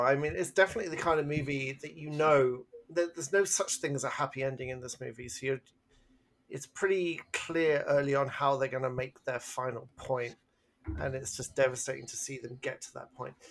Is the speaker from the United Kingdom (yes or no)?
yes; England, United Kingdom; I'm English